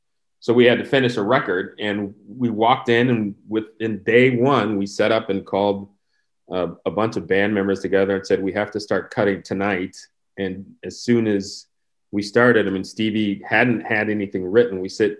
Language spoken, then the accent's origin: English; Midwest, United States; I grew up in the Midwest. We played football, and I was actually a ski racer.